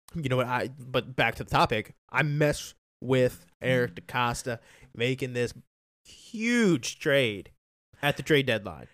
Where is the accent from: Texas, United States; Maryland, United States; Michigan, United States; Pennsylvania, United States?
Maryland, United States; Taneytown; I love my hometown more, I love Tawny Town, Maryland